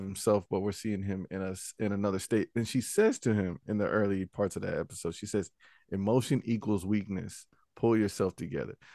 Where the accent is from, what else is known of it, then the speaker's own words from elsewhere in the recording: Charlotte, North Carolina, United States; I grew up in the Charlotte Mecklenburg school system